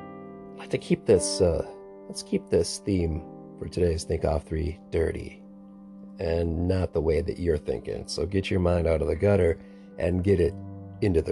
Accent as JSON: {"language": "English", "town": "Annandale", "region": "Minnesota", "country": "United States", "tie": "born or raised there", "said": "I went to Annandale, Minnesota, my hometown"}